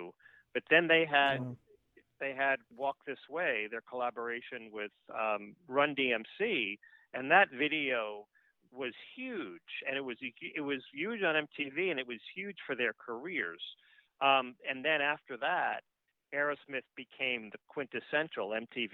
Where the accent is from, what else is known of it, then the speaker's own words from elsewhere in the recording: New York City, New York, United States; I grew up in New York, in Queens, New York.